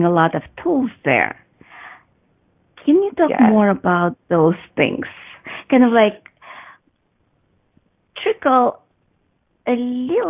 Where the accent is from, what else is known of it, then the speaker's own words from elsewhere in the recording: Russia; moved away; I grew up in Soviet Russia, communist Russia, where if you ask questions, you actually get punished